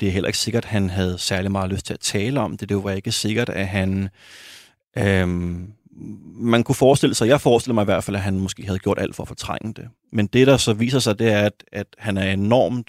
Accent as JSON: {"language": "Danish", "town": "Copenhagen", "region": "Capital Region of Denmark", "country": "Denmark", "tie": "born or raised there", "said": "boede øh, også i urbanplanen på Amager, hvor jeg voksede op."}